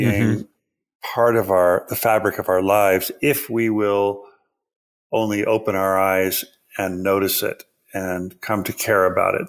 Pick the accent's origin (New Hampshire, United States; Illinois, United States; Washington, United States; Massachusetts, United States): Washington, United States; Pacific Northwest; I grew up in the Pacific Northwest. I, uh, lived under the shadow of Mount Rainier and in proximity to Lake Washington